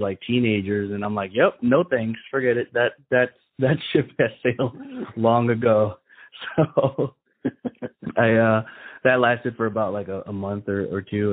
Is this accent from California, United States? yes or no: no; Chicago, Illinois, United States; growing up in Chicago, we we lived in the ghetto